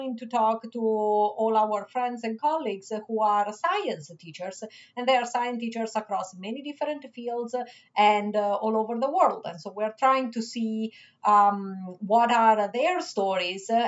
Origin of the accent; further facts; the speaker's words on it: Rome, Lazio, Italy; English is a second language; moved away as an adult; also born or lived in Switzerland; now in Michigan, United States; I was born in Switzerland, but I was raised in Italy. Anyways, you get the point. My first 25 years were spent in Rome